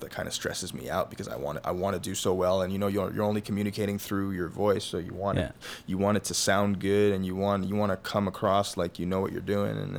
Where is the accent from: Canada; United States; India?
Canada; Montreal, Quebec; moved away; I'm from Montreal